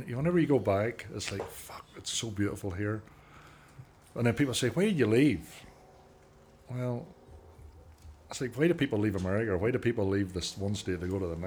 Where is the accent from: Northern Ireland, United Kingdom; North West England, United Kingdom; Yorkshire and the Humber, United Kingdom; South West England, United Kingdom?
Northern Ireland, United Kingdom; Cushendall; moved away; I am from a little village called Cushendall.